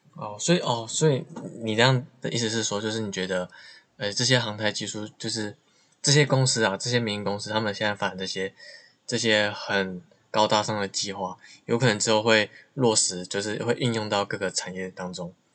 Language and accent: Chinese; Taiwan; 我身在台湾